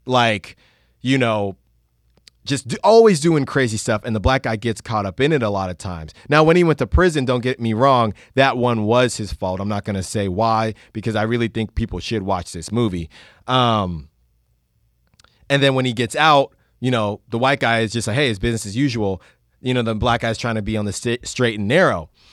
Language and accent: English; Concord, California, United States; now in Oakland, United States; I grew up in Concord